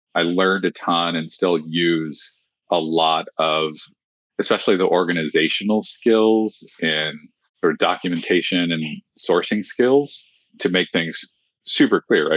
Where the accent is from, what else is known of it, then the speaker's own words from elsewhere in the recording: small town in Texas, United States; grew up in a super small town it's a thousand people